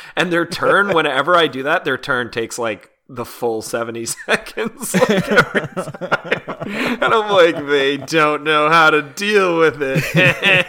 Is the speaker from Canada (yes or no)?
yes; Canada; As a Canadian